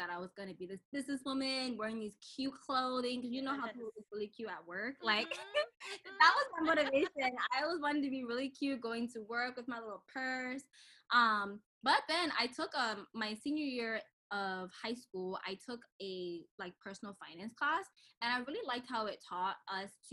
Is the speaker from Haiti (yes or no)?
no; Cameroon; I am from Cameroon